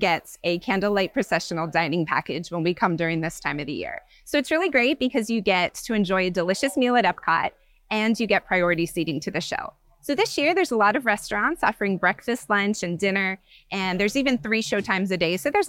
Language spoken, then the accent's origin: English; Northern Virginia, United States; I am from Northern Virginia.